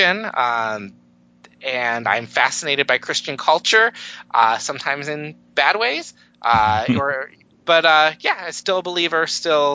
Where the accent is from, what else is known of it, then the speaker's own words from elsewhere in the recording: Detroit, Michigan, United States; I am from the Detroit area, the very cold Detroit area this morning.